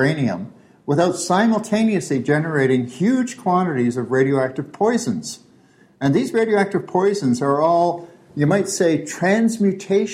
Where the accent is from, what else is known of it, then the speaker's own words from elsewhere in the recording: Toronto, Ontario, Canada; I grew up here in Toronto